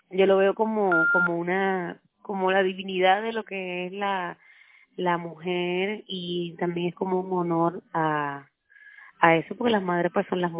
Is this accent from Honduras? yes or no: no; Puerto Rico; soy una cantautora puertorriqueña.